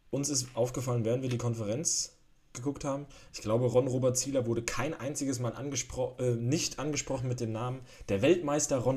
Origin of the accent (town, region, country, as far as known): Germany